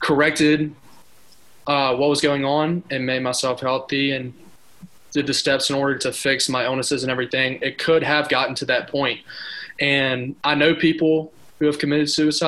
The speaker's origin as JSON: {"language": "English", "town": "Mountain Brook", "region": "Alabama", "country": "United States", "tie": "born or raised there", "said": "I'm from Mountain Brook, Alabama, so inside of Birmingham. So grew up not too far from here"}